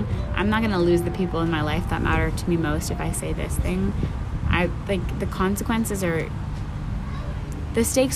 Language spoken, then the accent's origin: English; Pakistan; moved away; I was born in Pakistan. I identify as Pakistani